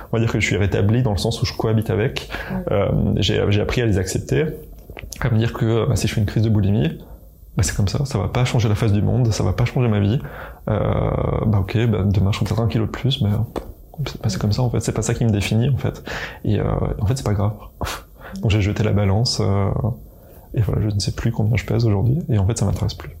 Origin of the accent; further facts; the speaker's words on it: eastern France, France; je viens de, l'Est de la France